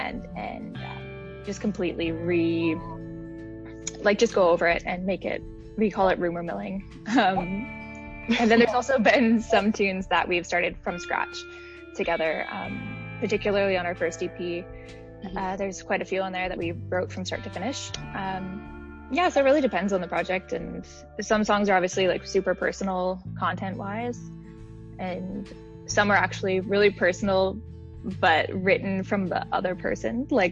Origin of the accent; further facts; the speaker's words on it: Nelson, British Columbia, Canada; moved away as an adult; now in Vancouver, Canada; We grew up in Nelson, British Columbia